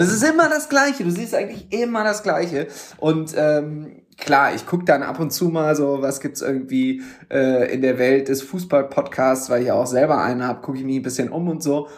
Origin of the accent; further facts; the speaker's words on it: Düsseldorf, North Rhine-Westphalia, Germany; ich bin ja gebürtiger Düsseldorfer